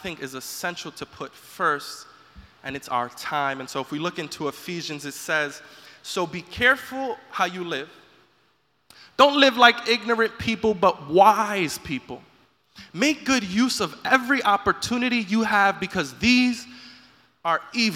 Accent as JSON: {"language": "English", "region": "New York", "country": "United States", "said": "being a New Yorker"}